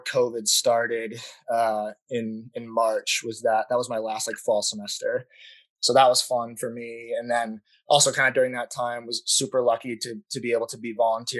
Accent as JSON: {"language": "English", "town": "Scottsdale", "region": "Arizona", "country": "United States", "tie": "born or raised there", "said": "I grew up in Scottsdale. I went to Arcadia High School here"}